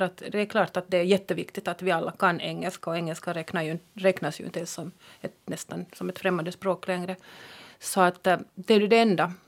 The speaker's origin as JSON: {"language": "Swedish", "town": "Jakobstad", "region": "Ostrobothnia", "country": "Finland", "accent": "Jakobstad dialect", "said": "I min Jakobstads dialekt"}